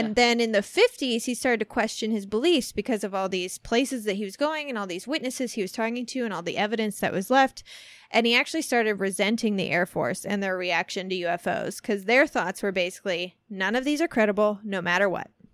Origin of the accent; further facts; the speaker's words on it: Centralia, Illinois, United States; moved away; my hometown, Centralia